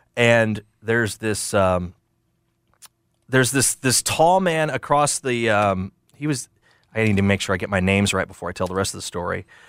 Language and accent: English; Midwest, United States; now in Memphis, United States; I'm a Midwesterner